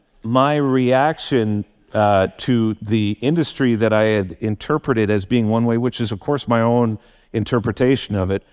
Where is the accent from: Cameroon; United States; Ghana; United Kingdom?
United Kingdom; Guildford, South East England; I'm from Guildford. I'm just like, wow, this is out of my comfort zone.